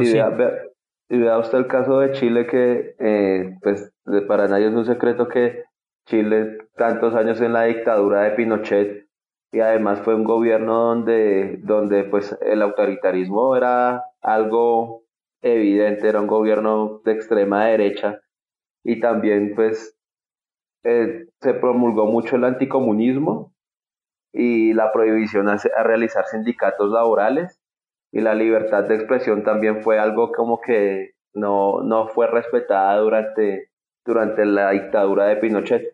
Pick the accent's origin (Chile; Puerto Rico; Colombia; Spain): Colombia; nosotros como colombianos